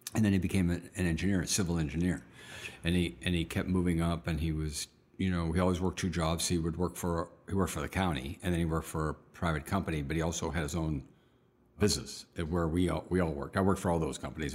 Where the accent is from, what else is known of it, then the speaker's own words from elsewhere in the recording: outside of Pittsburgh, Pennsylvania, United States; I was born outside of Pittsburgh